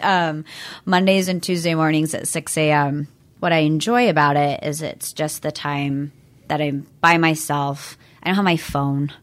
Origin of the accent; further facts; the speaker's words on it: Everett, Bothell, Mill Creek areas, Washington, United States; I was born in Washington State. I've lived here my entire life